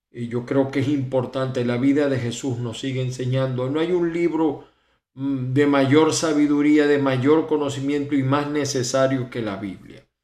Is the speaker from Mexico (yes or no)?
no; Venezuela; siempre pensando en Venezuela, no solamente en mi familia, sino en el pueblo venezolano, porque esa es mi tierra, mi amada, mi amada tierra